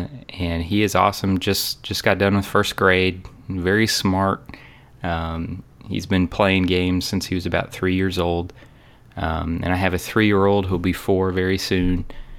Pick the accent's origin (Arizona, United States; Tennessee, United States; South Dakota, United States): Tennessee, United States; Murfreesboro; I am from Murfreesboro, Tennessee. Yay, Murfreesboro. It's a little south of Nashville.